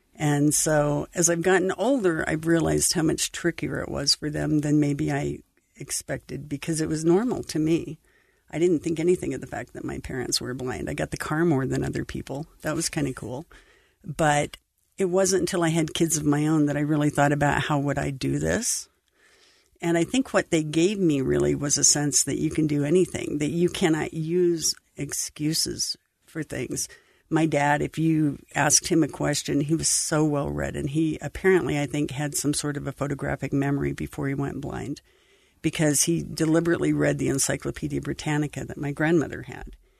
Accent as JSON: {"language": "English", "town": "Idaho Falls", "region": "Idaho", "country": "United States", "tie": "born or raised there", "said": "I grew up in Idaho Falls"}